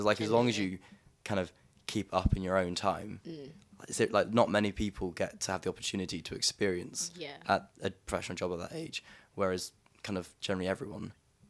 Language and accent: English; Devon, South West England, United Kingdom; I'm from Devon